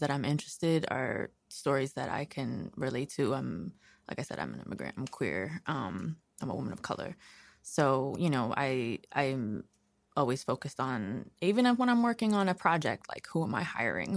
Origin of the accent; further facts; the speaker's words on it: New York City, New York, United States; also born or lived in Brooklyn; I grew up in Queens